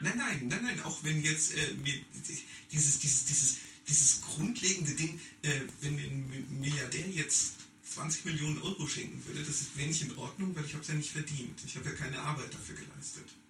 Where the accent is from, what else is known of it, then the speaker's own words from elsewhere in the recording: Germany; moved away; dass ich Deutscher bin